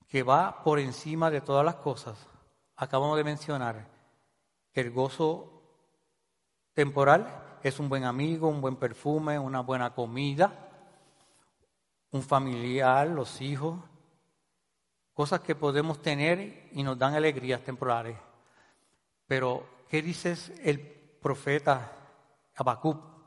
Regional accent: Puerto Rico

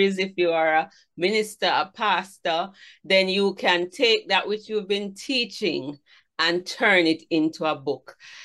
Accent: Saint Mary Parish, Jamaica; I'm from St. Mary's, so I'm a country girl

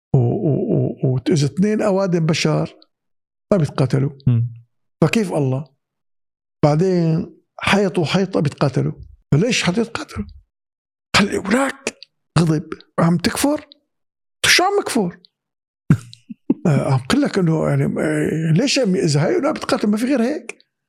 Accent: Syria; moved away; بالمدارس عندنا بسوريا

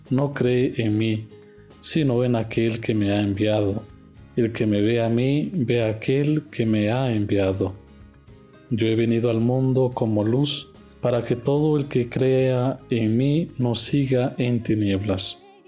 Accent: Honduras; moved away as an adult; now in Mexico; Soy de Honduras

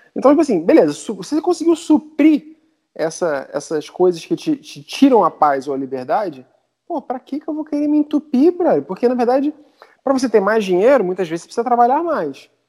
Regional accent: Brazil; accent: Brazilian; meu sotaque, sotaque de brasileiro

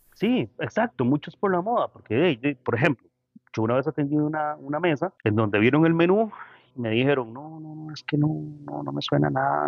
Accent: Costa Rica; tenemos un potencial increíble, o sea, como ticos

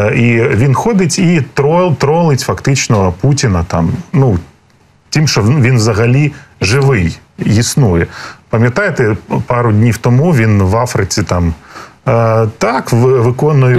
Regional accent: Crimea, Ukraine; я сам народився в Криму, і я Крим там вздовж і поперек проїхав

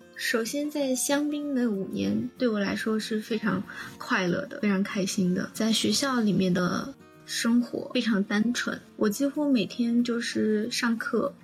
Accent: Chengdu, Sichuan, China; moved away as an adult; also born or lived in Chicago, United States / Champaign, United States; 作为一个成都人，我连下雪都没看过

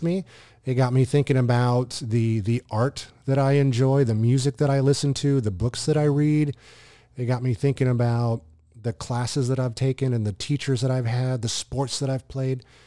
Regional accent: Southern California, United States; I grew up in Southern California

